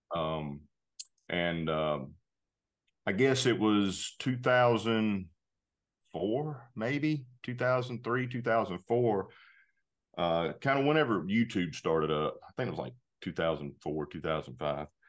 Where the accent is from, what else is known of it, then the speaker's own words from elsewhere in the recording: North Carolina, United States; moved away as an adult; now in Georgia, United States; I grew up in North Carolina, actually. I, I live in Georgia now.